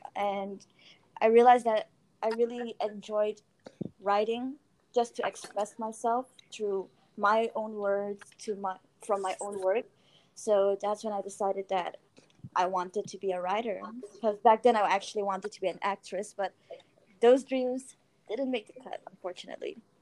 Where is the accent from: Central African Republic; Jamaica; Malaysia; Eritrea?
Malaysia; I'm from Malaysia, somewhere in Asia.